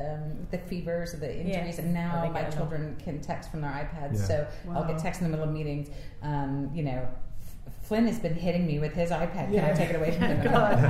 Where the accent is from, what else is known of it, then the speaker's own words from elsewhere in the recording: United States; moved away as an adult; also born or lived in San Francisco; now in United Kingdom; I'm American.